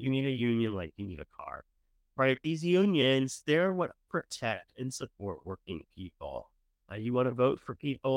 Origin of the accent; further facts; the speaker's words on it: Maryland, United States; now in Virginia, United States; I grew up in Maryland.